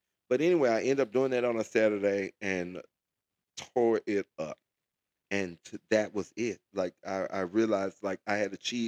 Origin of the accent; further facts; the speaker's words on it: Memphis, Tennessee, United States; moved away; I'm from Memphis, Tennessee, originally